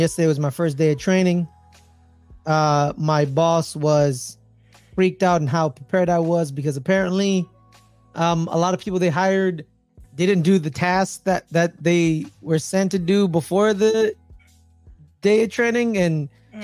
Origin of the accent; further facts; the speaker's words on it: Bay Area, California, United States; growing up in the Bay Area, every time in the morning when my dad would take us to take us to school